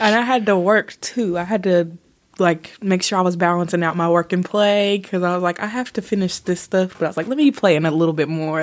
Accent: Bowling Green, Kentucky, United States; I was born in Bowling Green, Kentucky

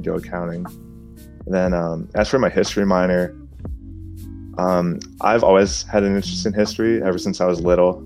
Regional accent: Canton, Ohio, United States; I'm from Canton, Ohio.

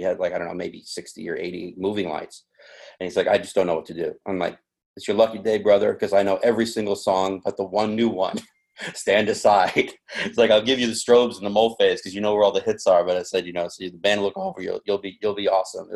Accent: New York, United States; I grew up in New York

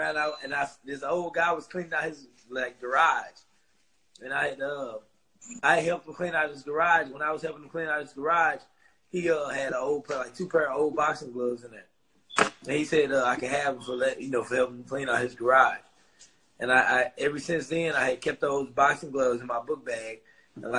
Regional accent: St. Louis, Missouri, United States; moved away as an adult; also born or lived in California; now in Houston, United States; I'm from St. Louis

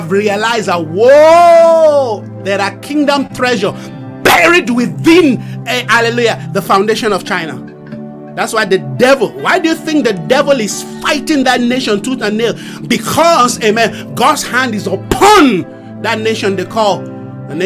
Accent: Nigeria; I come from Nigeria

